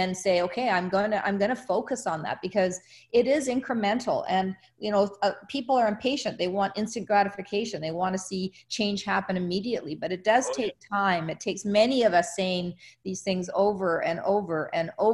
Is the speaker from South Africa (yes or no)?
yes; South Africa; moved away; I was born in South Africa, and I've been back to Africa many times